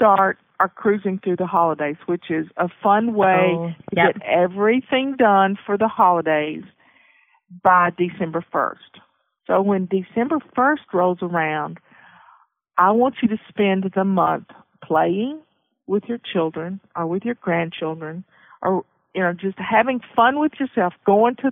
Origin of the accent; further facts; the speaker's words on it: the South, United States; I grew up in the South, so we made biscuits and cornbread